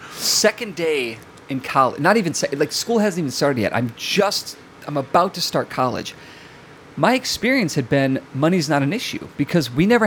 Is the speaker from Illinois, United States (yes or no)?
yes; Chicago, Illinois, United States; I'm from Chicago.